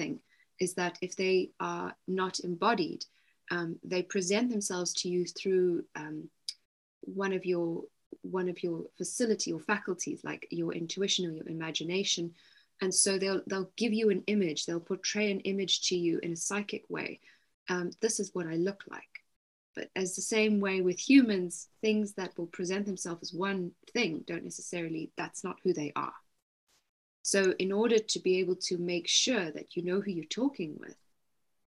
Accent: South Africa; moved away as an adult; also born or lived in Cape Town; now in East Sussex, United Kingdom; I'm also South African, I was living near Cape Town at the time

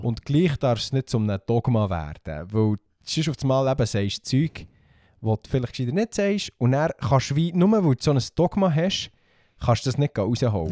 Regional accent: Bernese Oberland, Switzerland; bei uns im Berner Oberland

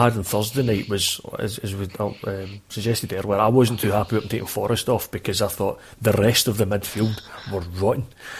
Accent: Scotland, United Kingdom; I'd bite your hand off for that now, right enough as a Scotsman.

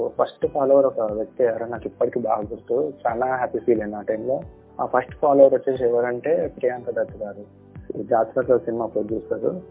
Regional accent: Hyderabad, Telangana, India; నేను పుట్టి పెరిగింది మొత్తం హైదరాబాద్ హైదరాబాద్లోనేనండి

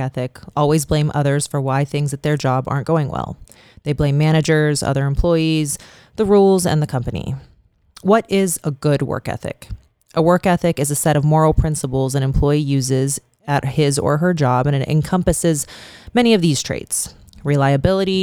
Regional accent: Youngstown, Ohio, United States; now in Las Vegas, United States; my hometown of Youngstown

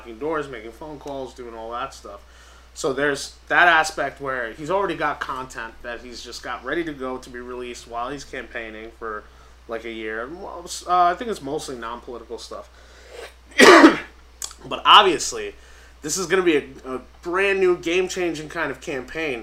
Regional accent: New York City, New York, United States; I'm from Staten Island

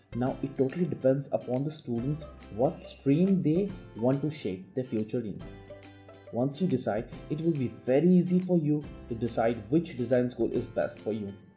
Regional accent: India; being an Indian kid

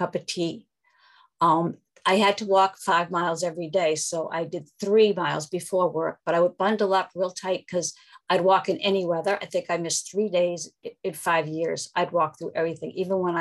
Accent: Massachusetts, United States; I'm from Massachusetts

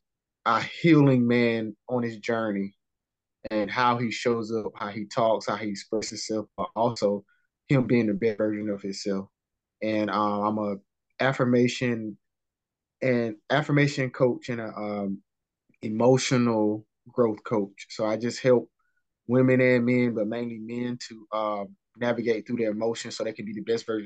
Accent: North Carolina, United States; I'm from North Carolina

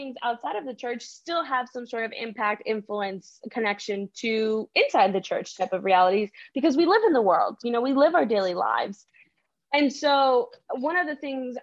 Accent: United States; first language Spanish; English is a second language; growing up in the United States

